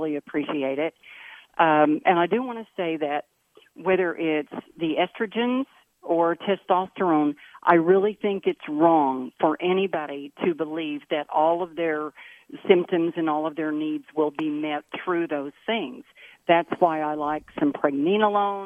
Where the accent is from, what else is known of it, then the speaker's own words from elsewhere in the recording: Gainesville, Missouri, United States; I was born in Gainesville, Missouri